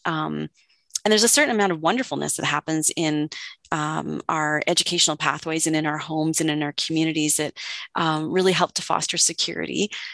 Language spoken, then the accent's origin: English; Oakville, Ontario, Canada; now in Calgary, Canada; I grew up in what's now called Ontario, uh, close maybe to where you are. I grew up in Oakville.